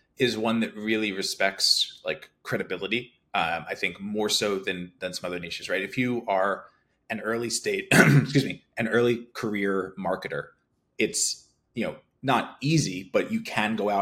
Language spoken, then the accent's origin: English; Philadelphia, Pennsylvania, United States; I grew up in Philadelphia